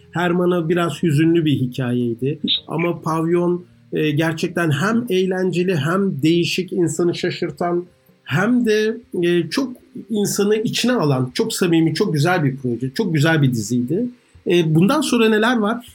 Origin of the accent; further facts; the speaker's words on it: Ankara, Turkey; moved away; Yeni mahallede büyüdüm.